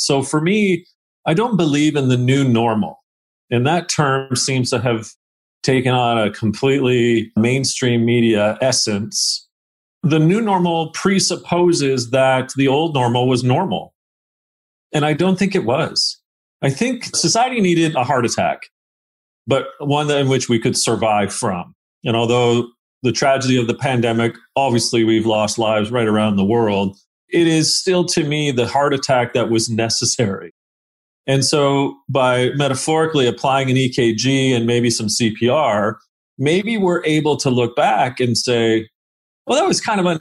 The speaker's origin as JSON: {"language": "English", "town": "Hamilton", "region": "Ontario", "country": "Canada", "tie": "born or raised there", "also_born_or_lived": "England", "said": "I grew up in the southern Ontario hemisphere"}